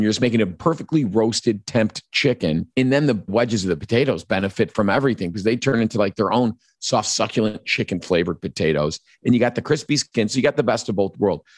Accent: Chicago, Illinois, United States

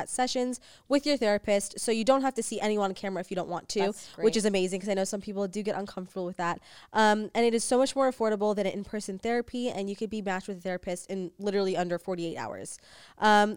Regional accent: New York City, New York, United States; now in Los Angeles, United States; We're from New York.

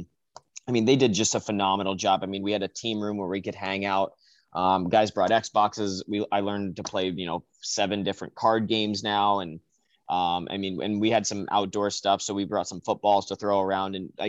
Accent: New Jersey, United States; we had a pretty good youth organization and youth league out in the Atlantic District, because I'm from New Jersey, and we had, you know, a group of 4 or 5 teams that we played, you know, from when I was 10 to 18, 17, 18.

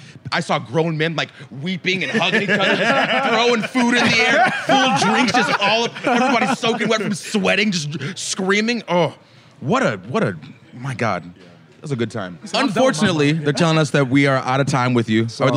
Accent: Atlanta, Georgia, United States; So I grew up in Atlanta

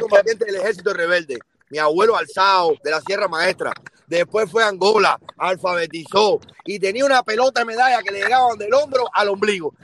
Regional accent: Camagüey, Cuba; now in United States; Yo soy de Camagüey, del centro de la ciudad de Camagüey

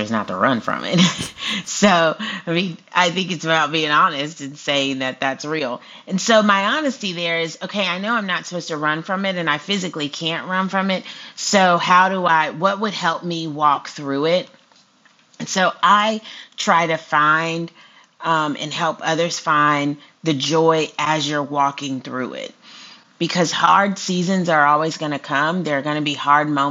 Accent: Houston, Texas, United States; moved away as an adult; also born or lived in Austin, Texas; now in Alabama, United States; I'm from Texas. I love everything Texas. I was born in Houston, so I love Texas

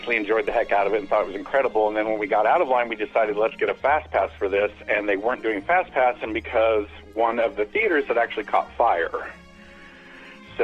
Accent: California, United States; moved away; I'm from California. I grew up there as a kid

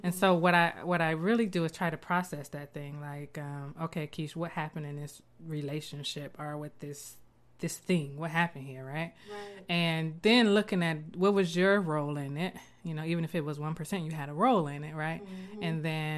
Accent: Columbus, Ohio, United States; I'm from Columbus.

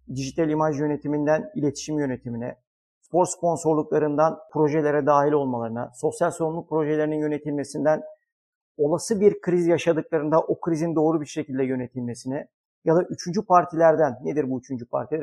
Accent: Istanbul, Turkey; 1981 İstanbul doğumluyum.

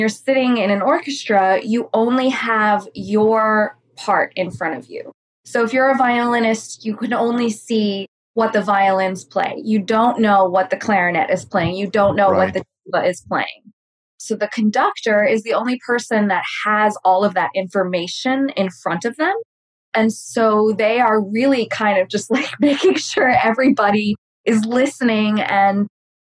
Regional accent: New York City, New York, United States; also born or lived in Ithaca; now in Los Angeles, United States; I live in Los Angeles. I'm from New York City originally

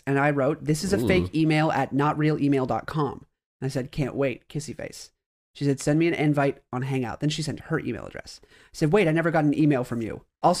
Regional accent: Greece; She said, great. Where are you from? And I said, Greece.

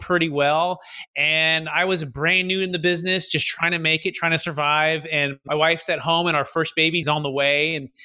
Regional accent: Fremont, California, United States; originally growing up in the Bay Area, Mission, San Jose, Fremont, kind of Silicon Valley

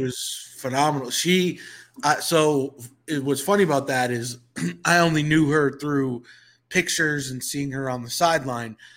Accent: Northeast, United States; moved away as an adult; now in Atlanta, United States; I come from the Northeast.

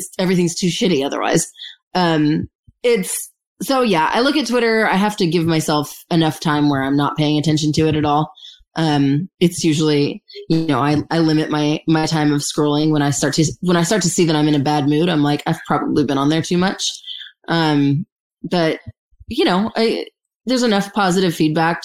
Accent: Santa Clarita, California, United States; in Santa Clarita, in my hometown

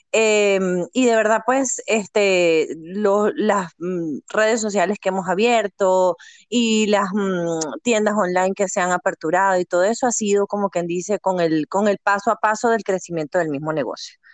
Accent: Venezuela; moved away as an adult; now in United States; soy venezolana, mamá de dos niñas, esposa, emprendedora eh, llegué aquí a este país, a Estados Unidos, hace eh, siete, casi ocho años ya.

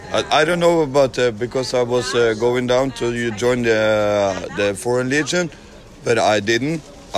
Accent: Norway; Yeah, I'm from Norway.

